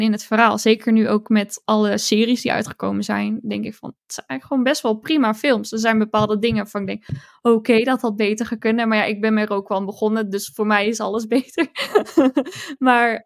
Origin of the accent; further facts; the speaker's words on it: Roosendaal, North Brabant, Netherlands; moved away; ik kom uit Roosendaal. Dat is Brabant, maar ik woon daar niet meer ondertussen.